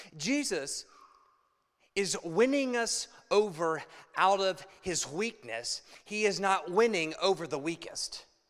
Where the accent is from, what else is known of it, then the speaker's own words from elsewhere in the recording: Ohio, United States; now in Chicago, United States; I'm from Ohio, and Ohio, we're hillbillies. And so we say we bow up